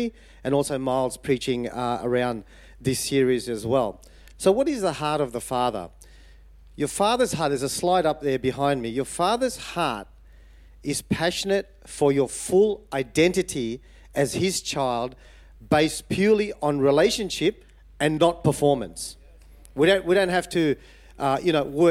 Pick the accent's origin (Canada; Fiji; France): Fiji; I was born in Fiji.